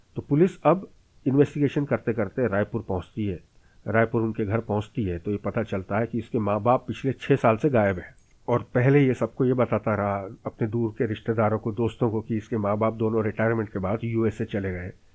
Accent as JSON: {"language": "Hindi", "town": "Bhopal", "region": "Madhya Pradesh", "country": "India", "said": "मेरे शहर भोपाल"}